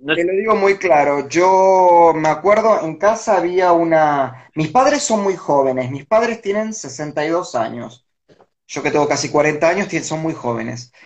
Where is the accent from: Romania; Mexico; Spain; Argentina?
Argentina; Villa Domínico, Buenos Aires Province; yo me crié en Villa Domínico, en el partido de Avellaneda